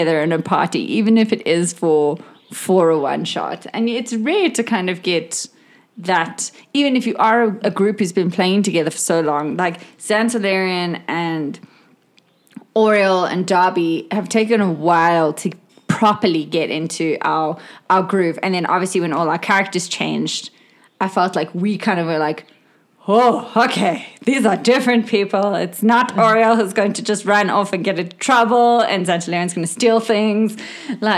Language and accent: English; South Africa; we're from South Africa